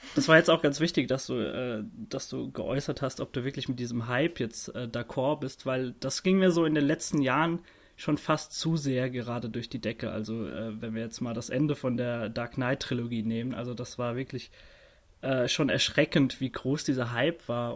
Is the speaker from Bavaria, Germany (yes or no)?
no; Worms, Rhineland-Palatinate, Germany; in meiner Heimatstadt Worms